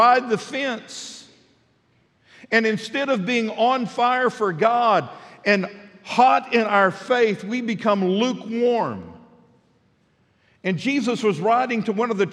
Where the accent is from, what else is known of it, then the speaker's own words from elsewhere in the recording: Midland, Texas, United States; moved away as an adult; now in Fort Smith, United States; I grew up in Midland, Texas